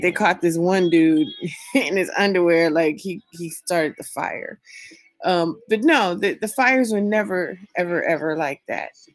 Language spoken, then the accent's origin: English; California, United States; now in Las Vegas, United States; my home state of California